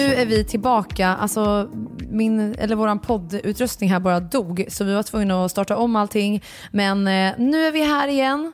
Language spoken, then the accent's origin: Swedish; Örebro, Örebro County, Sweden; now in Stockholm, Sweden; Örebro, min hemstad